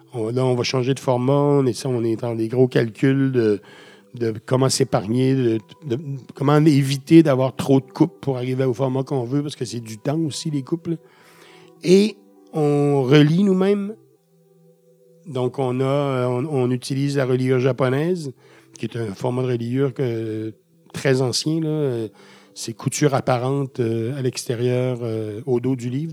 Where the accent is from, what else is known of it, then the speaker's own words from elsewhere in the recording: Quebec, Canada; chez nous, au Québec